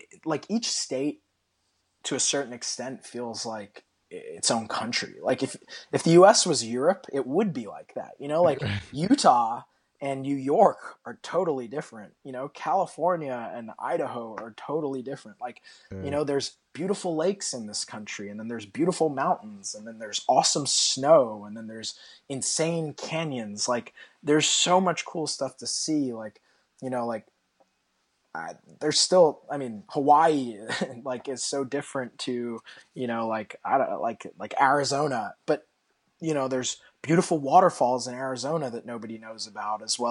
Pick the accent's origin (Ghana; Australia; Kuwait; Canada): Australia; moved away; When I grew up in Australia, it was home.